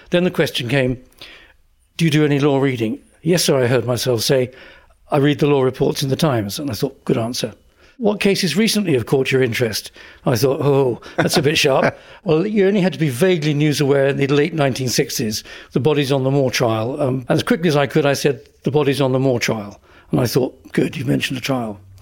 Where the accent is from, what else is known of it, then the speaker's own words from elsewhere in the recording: Essex, East of England, United Kingdom; I grew up in Essex